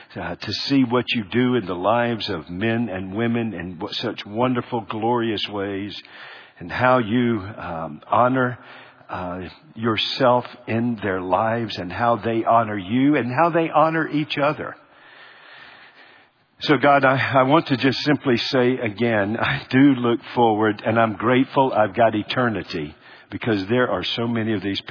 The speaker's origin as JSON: {"language": "English", "town": "Charlotte", "region": "North Carolina", "country": "United States", "tie": "born or raised there", "said": "growing up in Charlotte"}